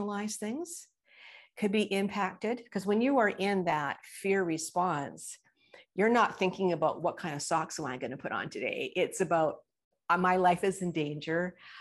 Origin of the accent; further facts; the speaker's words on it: British Columbia, Canada; I am from British Columbia, Canada